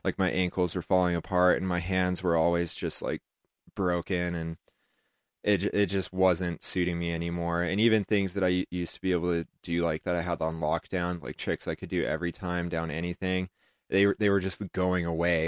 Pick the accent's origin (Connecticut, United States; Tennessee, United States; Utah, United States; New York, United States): Utah, United States; Heber City; also born or lived in Moab, Utah / Ouray, Colorado; when I was a kid, it was a total redneck town.